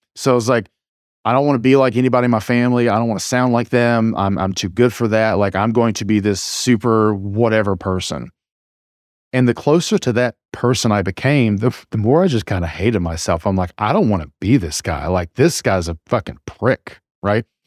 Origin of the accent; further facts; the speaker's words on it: small town rural America, Appalachia, United States; accent: drawl; I grew up in a very conservative, you just, you know, small town rural America